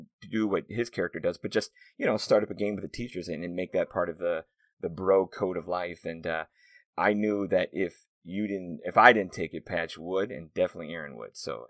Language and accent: English; Midwest, United States; As the Irish Catholic Midwesterner